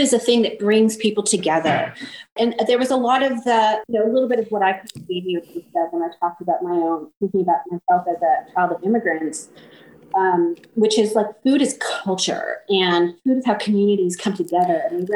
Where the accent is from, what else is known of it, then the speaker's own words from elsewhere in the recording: Toronto, Ontario, Canada; I grew up in Chinatown in Toronto